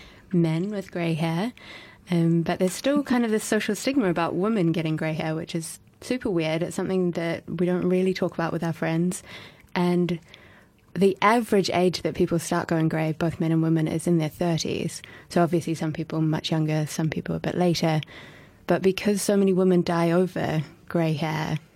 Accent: Auckland, New Zealand; moved away; is a band from my hometown, Auckland

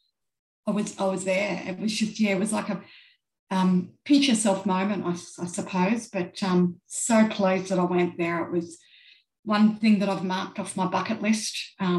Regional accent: Australia; accent: Australian; for me as an Australian, as you can tell by my accent

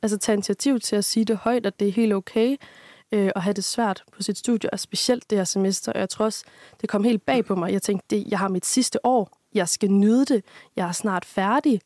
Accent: Aarhus, Central Denmark Region, Denmark; moved away as an adult; now in Aalborg, Denmark; jeg kommer egentlig oprindeligt fra Aarhus af

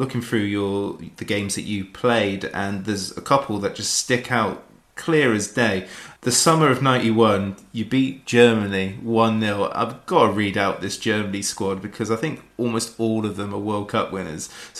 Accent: England, United Kingdom; now in Bristol, United Kingdom; I am as English as they come, but because I live in Bristol

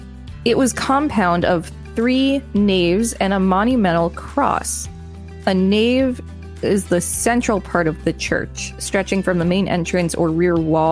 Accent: New Jersey, United States; I am not going to put my hometown on the internet, but it is a town in New Jersey that had about 8,000 people when I was born and has since grown to about 12,000.

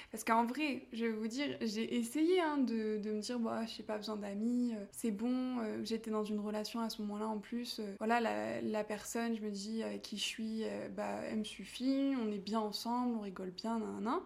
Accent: France; moved away as an adult; also born or lived in Los Angeles / Mexico; ça fait un an que je suis partie de France

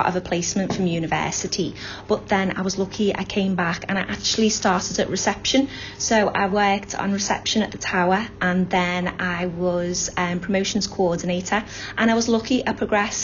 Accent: Aintree, North West England, United Kingdom; also born or lived in Liverpool; I grew up in Aintree, only child. Had a nice childhood, lots of good friends. I've always lived in Liverpool

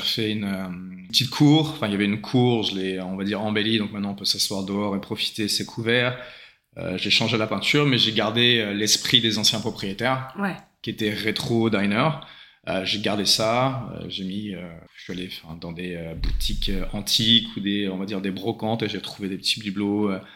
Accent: Saint-Germain-en-Laye, Île-de-France, France; moved away as an adult; also born or lived in New Zealand; now in Sydney, Australia; je viens de Saint-Germain-en-Laye, région parisienne

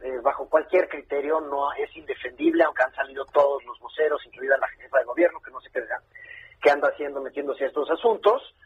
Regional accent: Mexico

